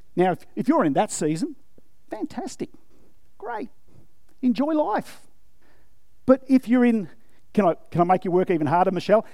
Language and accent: English; Australia; yes, I'm, I'm Australian, yes, I'm white